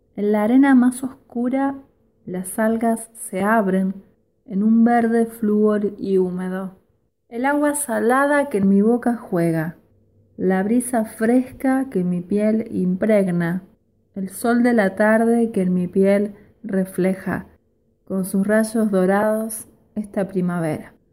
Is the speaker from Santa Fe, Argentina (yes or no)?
yes; Rosario, Santa Fe, Argentina; soy de Rosario